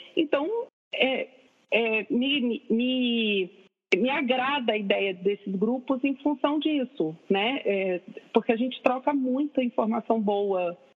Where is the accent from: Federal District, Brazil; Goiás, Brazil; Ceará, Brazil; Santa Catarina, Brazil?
Federal District, Brazil; Brasília; moved away as an adult; now in Rio de Janeiro, Brazil; eu sou de Brasília